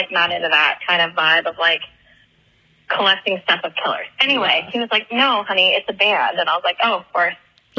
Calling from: Florida, United States; I'm calling from Florida.

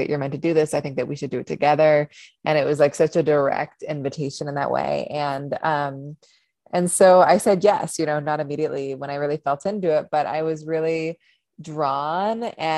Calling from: New York, United States; I am joining from upstate New York. I moved up here from a city about 6 months ago.

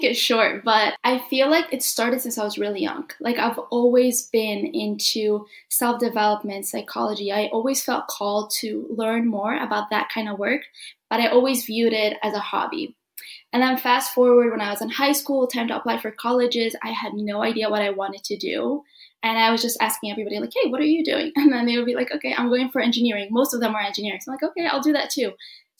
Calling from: Illinois, United States; So I am streaming from Illinois. It's where Chicago is, if you don't know what Illinois is.

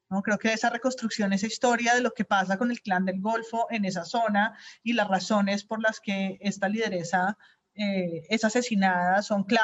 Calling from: Germany; Patreon de Presunto desde el 2019. Los escucho siempre desde Alemania

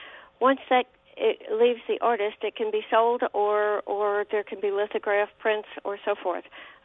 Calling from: Meridian, United States; Hi, I'm from Meridian.

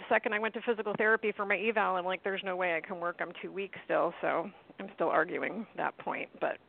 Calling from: St. Petersburg, Florida, United States; from St. Pete.

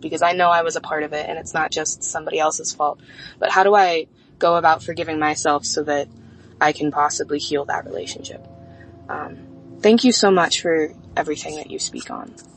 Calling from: Las Vegas, Nevada, United States; I'm 24 and I'm calling from Las Vegas.

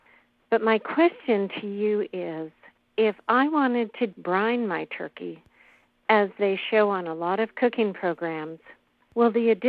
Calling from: Spokane, Washington, United States; Spokane, Washington.

